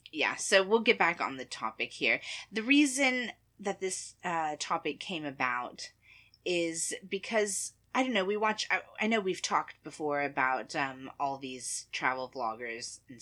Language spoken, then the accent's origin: English; United States; being American